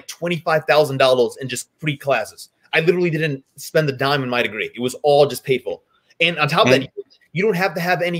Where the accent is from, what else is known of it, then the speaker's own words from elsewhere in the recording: Lansing, Michigan, United States; I was born and raised in Lansing. I've been here my whole life